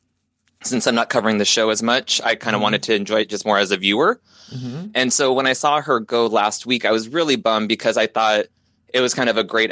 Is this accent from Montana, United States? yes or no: no; Inland Empire, California, United States; we grew up, we're both from Inland Empire